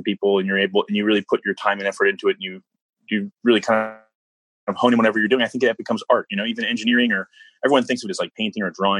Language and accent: English; New Orleans, Louisiana, United States; We're originally from New Orleans. My mother had all these New Orleans cookbooks, and they make cookbooks there. I don't really see them a lot up here